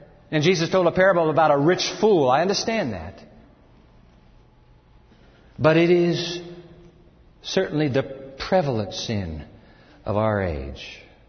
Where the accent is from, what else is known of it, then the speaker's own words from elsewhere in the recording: Japan; born there; I was born in Japan, so I'm an American kid, but grew up overseas.